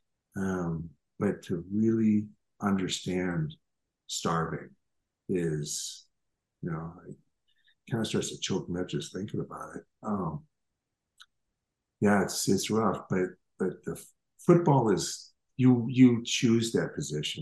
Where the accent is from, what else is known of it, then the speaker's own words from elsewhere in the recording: Minneapolis, Minnesota, United States; I grew up in Minneapolis